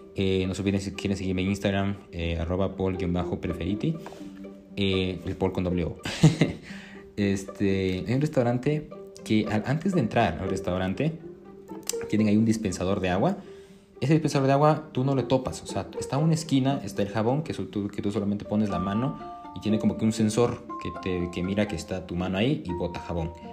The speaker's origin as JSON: {"language": "Spanish", "country": "Ecuador", "said": "aquí en mi país, en Ecuador"}